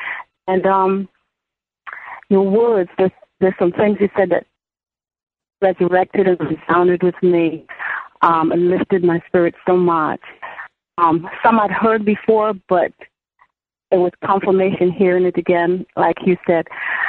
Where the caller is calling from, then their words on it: New York City, New York, United States; Oh, I'm in New York City.